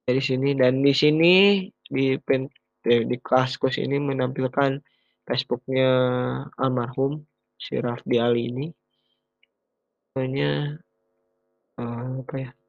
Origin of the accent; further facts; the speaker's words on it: Bandung, West Java, Indonesia; ya gue juga orang Bandung di sini